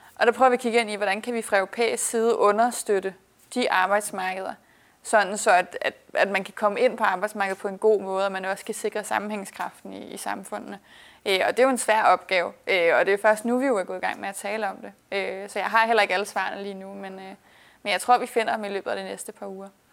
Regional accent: Værløse, Capital Region of Denmark, Denmark; moved away as an adult; now in Brussels, Belgium; jeg voksede op i Værløse, lidt nord for København

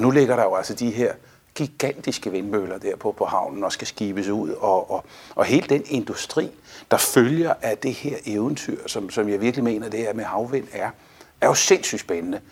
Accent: Denmark; vi står sammen som danskere

